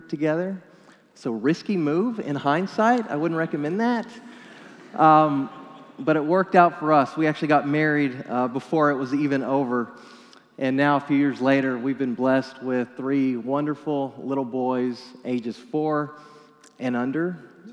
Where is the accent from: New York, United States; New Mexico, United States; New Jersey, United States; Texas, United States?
New Mexico, United States; moved away; my home state of New Mexico